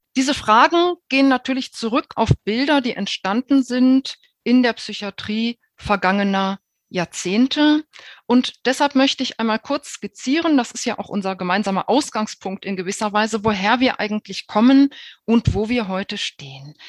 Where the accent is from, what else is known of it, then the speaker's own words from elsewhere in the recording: Germany; bei uns in Deutschland